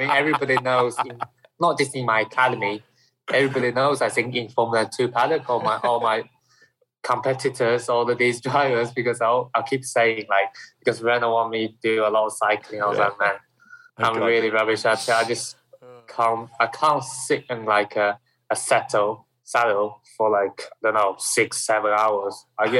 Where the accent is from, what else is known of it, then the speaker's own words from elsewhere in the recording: Shanghai, China; English is a second language; But where I'm coming from Shanghai area.